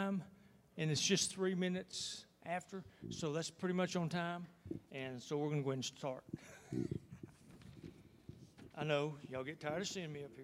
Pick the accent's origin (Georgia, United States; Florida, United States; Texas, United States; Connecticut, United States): Texas, United States; I'm from Texas